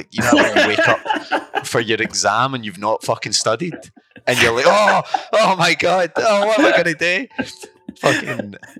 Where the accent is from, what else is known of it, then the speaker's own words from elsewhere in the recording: Irvine, Scotland, United Kingdom; moved away as an adult; now in Glasgow, United Kingdom; I'm from Scotland. I'm from Irvine, Scotland.